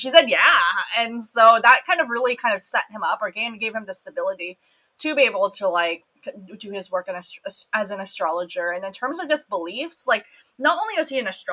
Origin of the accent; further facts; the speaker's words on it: Philippines; I'm Filipino